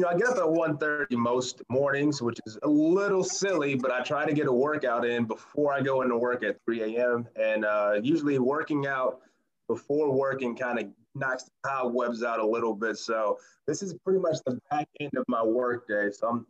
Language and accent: English; Toledo, Ohio, United States; moved away; I'll be going back to my hometown of Toledo, Ohio